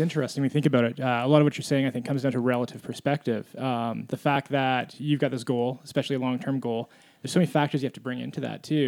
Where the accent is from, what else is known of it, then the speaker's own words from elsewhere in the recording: Canada; as a Canadian